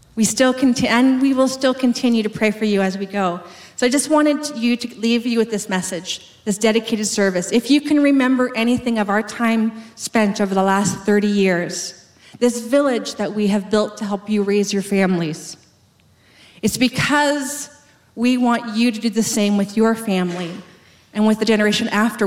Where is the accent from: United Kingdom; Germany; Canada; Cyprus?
Canada; West Coast; moved away as an adult; I moved across the country to a province I had never been to before, to a city I'd never heard of before, because I'm from the West Coast